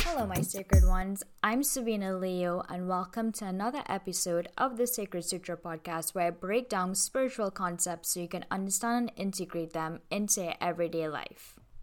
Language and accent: English; Trinidad & Tobago; I'm from Toronto, Tobago